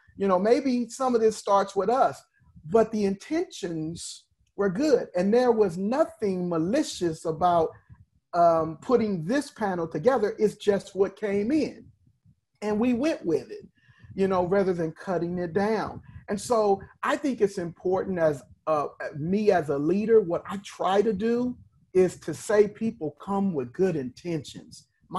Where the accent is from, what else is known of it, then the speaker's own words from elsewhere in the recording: Compton, California, United States; I'm a boy from Compton.